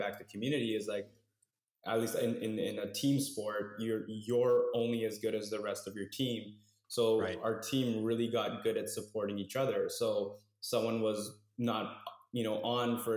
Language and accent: English; Toronto, Ontario, Canada; I grew up in Scarborough